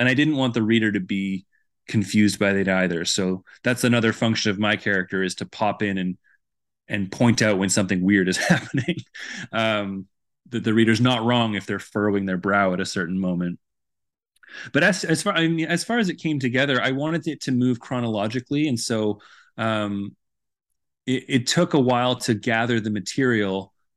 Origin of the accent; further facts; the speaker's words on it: Vancouver, British Columbia, Canada; moved away as an adult; now in Edmonton, Canada; I'm originally from Vancouver, so I didn't grow up here or attend school here, but I've lived here pretty much my entire adult life.